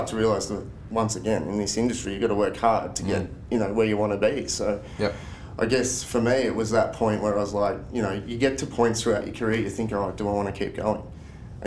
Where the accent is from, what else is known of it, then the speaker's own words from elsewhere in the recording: Greendale, Victoria, Australia; also born or lived in Melbourne; now in Ballarat, Australia; I grew up in Greendale. Do you know Greendale? So Greendale's like off the freeway near Pikes Creek